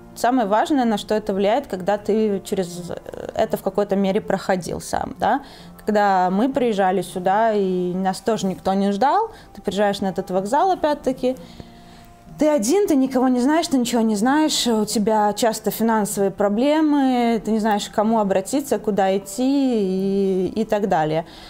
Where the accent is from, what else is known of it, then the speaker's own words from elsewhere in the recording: Belarus; also born or lived in Italy; now in Poland; я из Беларуси.